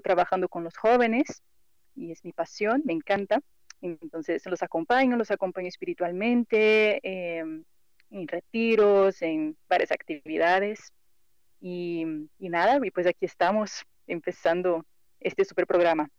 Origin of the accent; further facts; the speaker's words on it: Brazil; Spanish is a second language; moved away as an adult; now in Mexico; yo soy brasileña y por eso el acento así como que medio raro